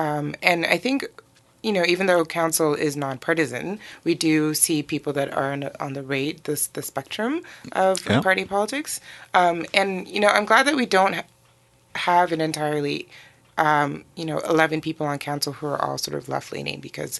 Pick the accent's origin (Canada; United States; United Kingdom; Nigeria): Nigeria; born there; also born or lived in Benin / Togo / Burkina Faso / Guinea; So born in Nigeria. My family moved around a lot in West Africa. So I've lived in a number of countries. So Benin, Togo, Burkina Faso, Guinea, Conakry